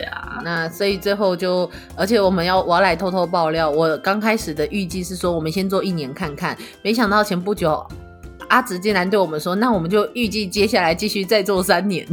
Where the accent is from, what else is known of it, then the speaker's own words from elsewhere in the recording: Taiwan; 以我们就是台湾人的感受来说